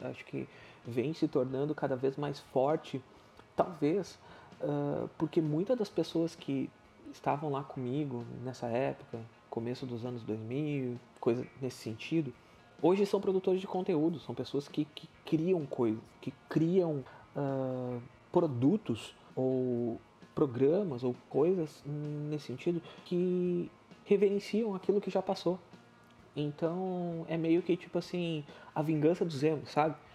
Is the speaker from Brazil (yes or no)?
yes; Sapucaia do Sul, Rio Grande do Sul, Brazil; eu sou natural de Sapucaia do Sul, no Rio Grande do Sul